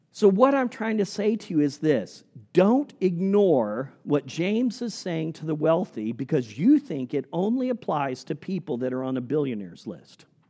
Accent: Indonesia; moved away; As a little boy growing up in Indonesia

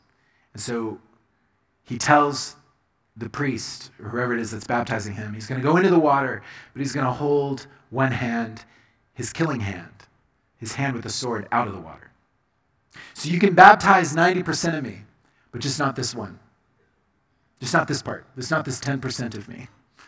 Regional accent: Colombia; I was growing up in Colombia. And my parents were missionaries, and this was my baptism.

